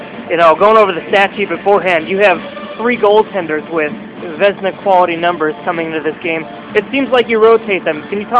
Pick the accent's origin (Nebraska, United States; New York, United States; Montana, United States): New York, United States; Buffalo; I'm from Buffalo